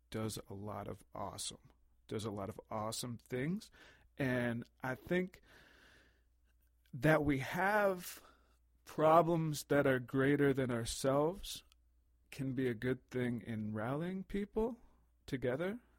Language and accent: English; United States; now in Canada; I'm just I'm I'm American and Canadian, so when I see the Queen on the coin, I'm like, what's the deal?